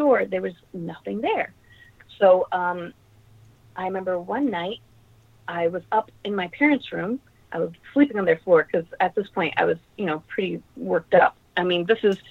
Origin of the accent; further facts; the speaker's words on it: New York City, New York, United States; I grew up in Queens, and the neighborhood I grew up in was called Ozone Park, Richmond Hill area.